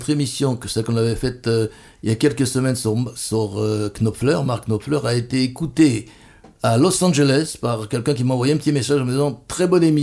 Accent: Bordeaux, Nouvelle-Aquitaine, France; c'est plus près de Bordeaux, ma ville natale

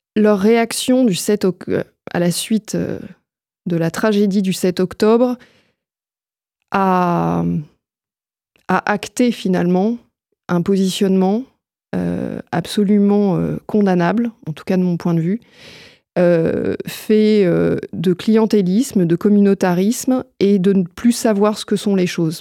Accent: France; chez nous en France

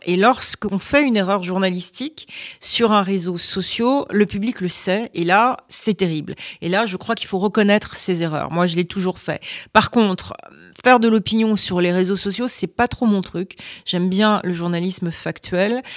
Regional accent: France; moved away as an adult; now in United States; je suis euh, française aux États-Unis. Pour les Américains, je suis française.

